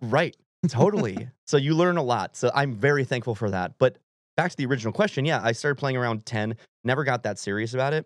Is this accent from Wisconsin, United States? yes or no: yes; Wisconsin, United States; moved away as an adult; also born or lived in California; now in Nashville, United States; this is from my home state